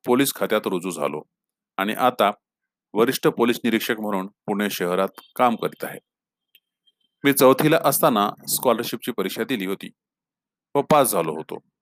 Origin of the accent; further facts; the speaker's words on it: Rui, Maharashtra, India; moved away as an adult; now in Pune, India; माझे जिल्हा परिषद प्राथमिक शाळा रुई तालुका हदगाव येथील दिवस